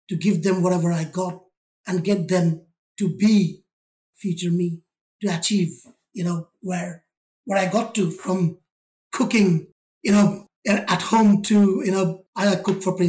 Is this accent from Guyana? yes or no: no; India; moved away as an adult; now in United Kingdom; I was born in India, grew up in a family